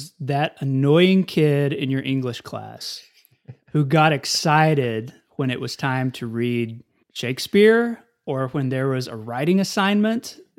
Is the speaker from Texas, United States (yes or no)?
yes; Amarillo, Texas, United States; also born or lived in Lubbock, Texas; Not born, but raised.